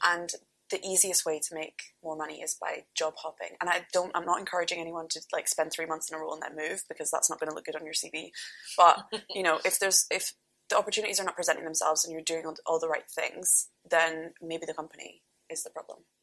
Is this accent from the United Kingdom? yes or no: yes; North Berwick, Scotland, United Kingdom; born or raised there